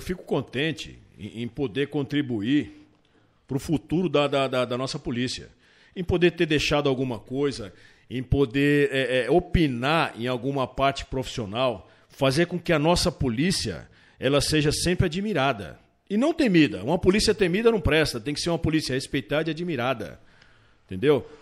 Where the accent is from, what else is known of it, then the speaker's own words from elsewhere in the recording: São Paulo, Brazil; eu sou de São Paulo, a minha família é daqui